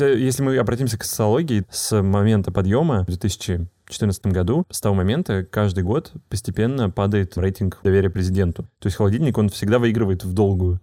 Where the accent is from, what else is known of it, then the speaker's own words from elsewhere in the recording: Moscow Oblast, Russia; я из Московской области